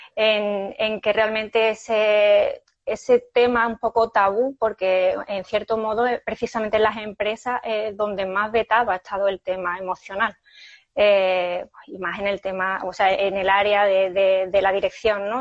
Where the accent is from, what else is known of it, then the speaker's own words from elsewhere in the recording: Seville, Andalusia, Spain; moved away as an adult; now in Fuengirola, Spain; cuando yo vivía en Sevilla, pero yo soy sevillana